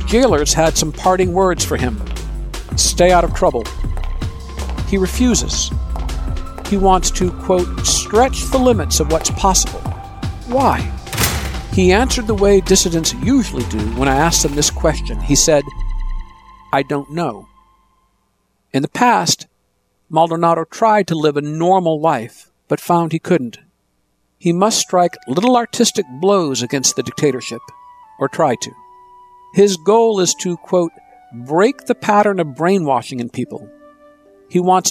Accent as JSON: {"language": "English", "town": "Ann Arbor", "region": "Michigan", "country": "United States", "tie": "born or raised there", "said": "growing up in Ann Arbor, Michigan"}